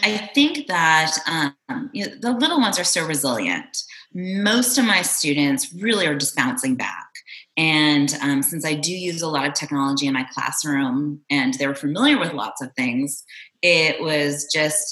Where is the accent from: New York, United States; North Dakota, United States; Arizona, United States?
Arizona, United States; moved away as an adult; also born or lived in Toronto, Canada; now in Austin, United States; I'm originally from Toronto, and I grew up in Arizona